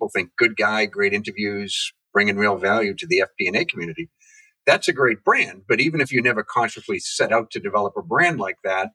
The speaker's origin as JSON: {"language": "English", "region": "New England", "country": "United States", "said": "I'm from New England"}